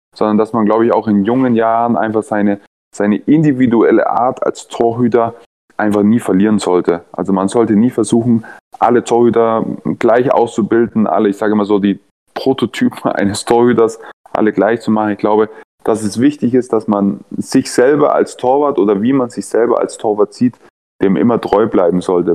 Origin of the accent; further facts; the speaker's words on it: Nuremberg, Bavaria, Germany; also born or lived in Hannover / Ingolstadt; now in Leipzig, Germany; Ich bin ja Nürnberger